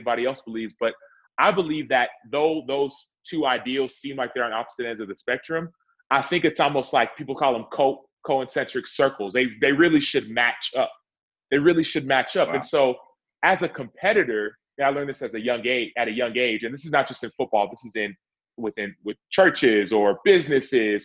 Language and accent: English; Dallas, Texas, United States; I'm from Dallas, Texas